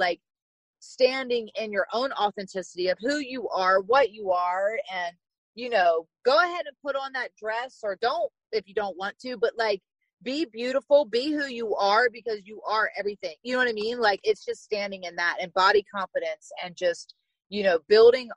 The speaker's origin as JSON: {"language": "English", "region": "Virginia", "country": "United States", "tie": "born or raised there", "said": "I'm from Virginia. So a small town in Virginia. And I grew up riding horses"}